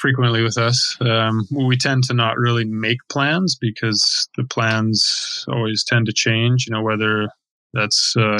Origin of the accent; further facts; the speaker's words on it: Canada; moved away as an adult; we are a Canadian couple who's been traveling around, living a nomadic life for the last 6 years.